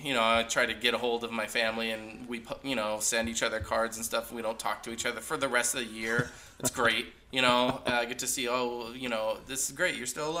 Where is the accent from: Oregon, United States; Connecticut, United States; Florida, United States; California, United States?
California, United States; Hollister; I actually grew up in Hollister, California, so I had Christmas in Hollister.